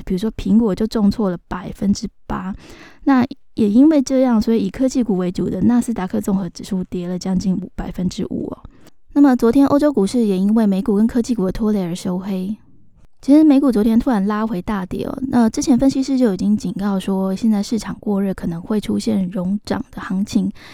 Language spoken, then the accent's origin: Chinese; Taiwan; 我们台湾人常常习惯讲那个A P P哈